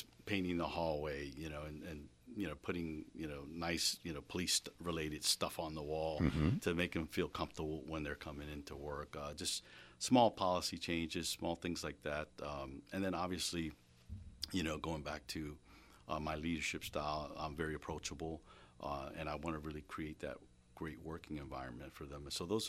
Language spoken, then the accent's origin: English; Florida, United States; now in Reading, United States; I came from Florida